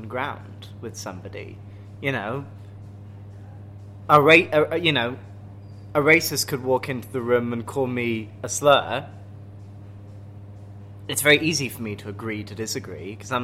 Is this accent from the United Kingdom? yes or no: yes; United Kingdom; accent: posh English; I'm British